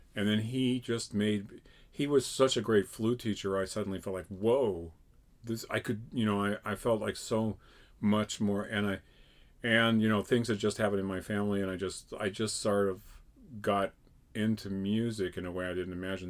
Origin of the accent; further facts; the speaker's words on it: Connecticut, United States; I grew up in Connecticut.